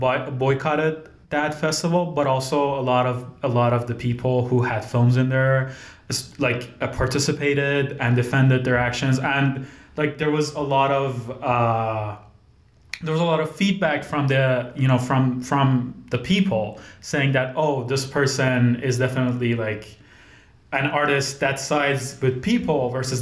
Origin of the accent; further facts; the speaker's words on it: Tehran, Tehran Province, Iran; moved away as an adult; I grew up and lived in Tehran all my life before mm-hmm. coming here